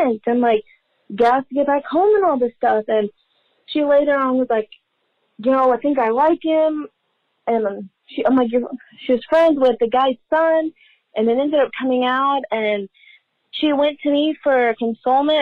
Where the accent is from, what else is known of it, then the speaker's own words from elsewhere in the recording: Dallas, Texas, United States; I was friends with a girl from my hometown in Dallas